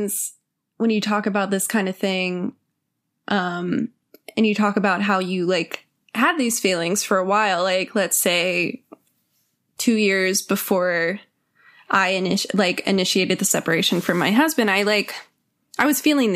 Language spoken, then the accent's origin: English; Texas, United States; I grew up in Texas and it's a great place to grow up.